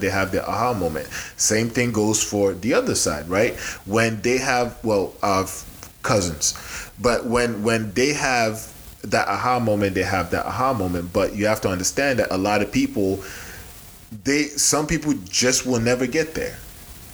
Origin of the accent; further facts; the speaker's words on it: Nigeria; moved away; I'm Nigerian